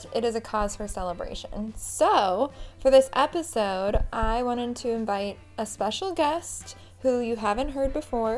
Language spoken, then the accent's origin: English; Everett, Washington, United States; moved away; We're both from Everett, Washington